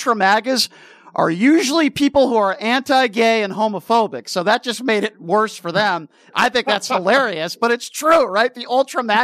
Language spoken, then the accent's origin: English; Connecticut, United States; now in Las Vegas, United States; I grew up in Connecticut, and I used to spend a lot of time in Boston.